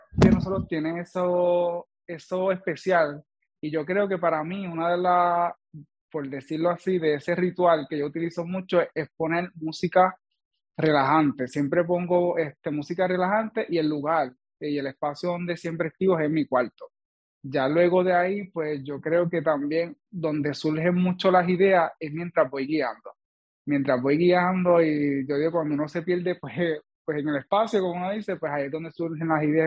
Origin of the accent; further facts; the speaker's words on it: Villalba, Puerto Rico; soy del pueblo de Villalba